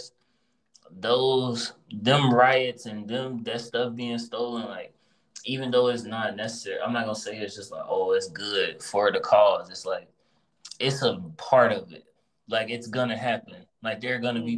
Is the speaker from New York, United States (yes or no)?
no; Chicago, Illinois, United States; I'm from Chicago